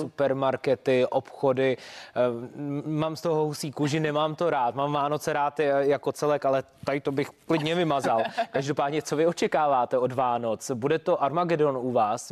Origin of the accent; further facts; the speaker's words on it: Czechia; protože jsme Češi